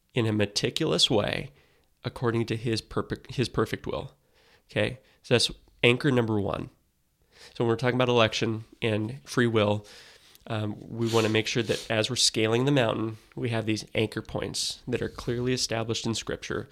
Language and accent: English; United States; as Americans